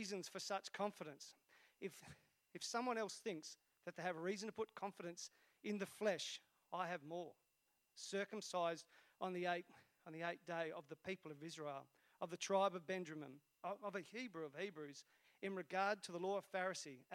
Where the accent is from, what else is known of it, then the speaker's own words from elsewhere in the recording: Esperance, Western Australia, Australia; moved away; I was brought up in Esperance. And back then, Esperance was a really small town.